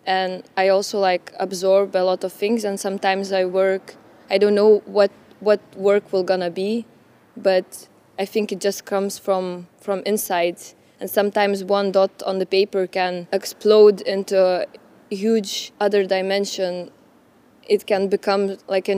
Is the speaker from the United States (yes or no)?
no; Lithuania; I'm from Lithuania